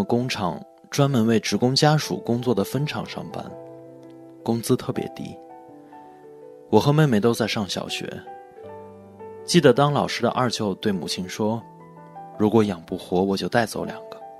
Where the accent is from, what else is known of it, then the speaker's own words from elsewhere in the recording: Ulanqab League, Inner Mongolia, China; 我的老家在内蒙古乌兰察布盟一个小县城，